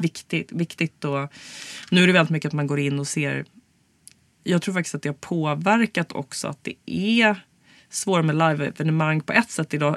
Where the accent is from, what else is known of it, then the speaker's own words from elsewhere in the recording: Stockholm, Stockholm County, Sweden; also born or lived in United States; jag är ju stockholmare